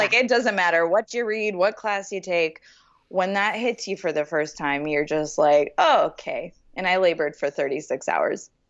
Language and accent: English; Los Angeles, California, United States; now in Nashville, United States; I grew up in Los Angeles. I was born and raised there.